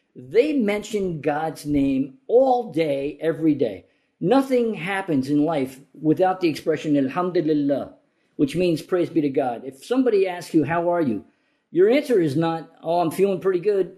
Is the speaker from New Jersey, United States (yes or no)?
yes; New Jersey, United States; also born or lived in Morocco / Yemen; I grew up in New Jersey